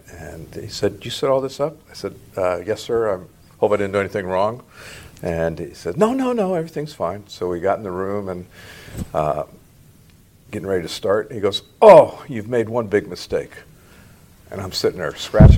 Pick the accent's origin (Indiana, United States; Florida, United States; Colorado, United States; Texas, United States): Florida, United States; Cocoa; also born or lived in York, Pennsylvania / Reading, Pennsylvania / Tampa, Florida / Gallup, New Mexico; I was born in York, Pennsylvania, but I grew up in Florida, in Cocoa with the space program